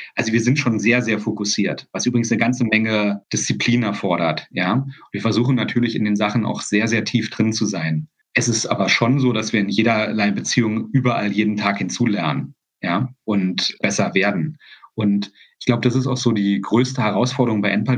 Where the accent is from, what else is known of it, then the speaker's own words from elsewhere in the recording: GDR, East Germany, Germany; Ich komme ja aus einem Land, ich komme ja aus der DDR